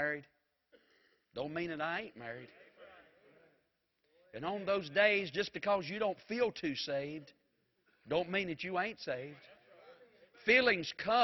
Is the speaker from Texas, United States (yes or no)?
no; Mount Airy, North Carolina, United States; I was from Mount Airy